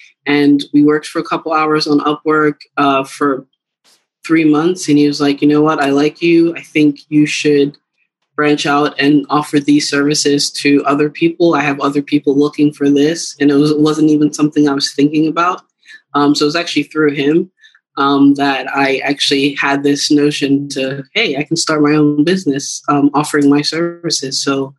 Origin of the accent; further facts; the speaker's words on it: Cameroon; Growing up, I'm originally from Cameroon, West Africa